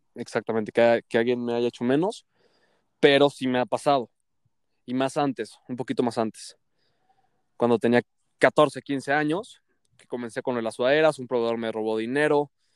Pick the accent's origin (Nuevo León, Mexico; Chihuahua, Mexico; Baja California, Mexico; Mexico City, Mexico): Mexico City, Mexico; soy de la Ciudad de México